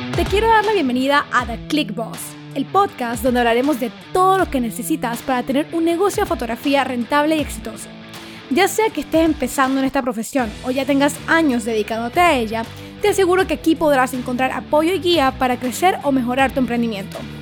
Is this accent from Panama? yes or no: yes; Panama; soy una fotógrafa panameña.